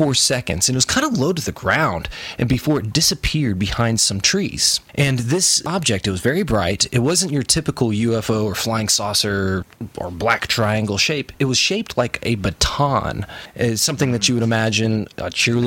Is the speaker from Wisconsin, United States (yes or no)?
no; Knoxville, Tennessee, United States; I'm from Knoxville, Tennessee.